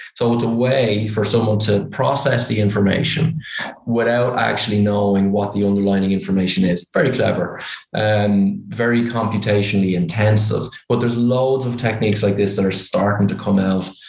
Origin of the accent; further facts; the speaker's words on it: Ireland; accent: Irish; You can probably tell by my accent I'm Irish